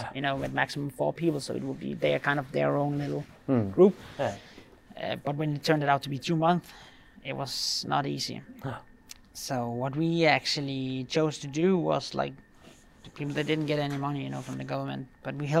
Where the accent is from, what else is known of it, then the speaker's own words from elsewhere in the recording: Denmark; now in Norway; the thing I mostly miss with Denmark is my friends, you know. Yeah. My friends from when I grew up